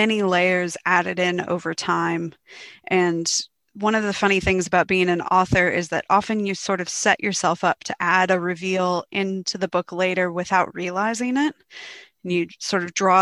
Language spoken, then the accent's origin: English; United States; now in Australia; I am considered an Australian author as well as an American author since I've lived here for 7 years now and I'm a dual citizen